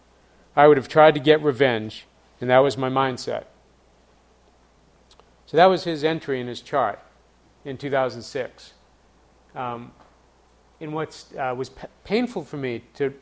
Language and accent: English; Boston, Massachusetts, United States; my hometown of Boston